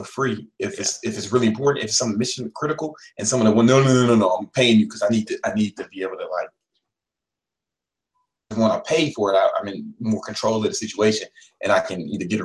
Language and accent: English; Chicago, Illinois, United States; I'm from Chicago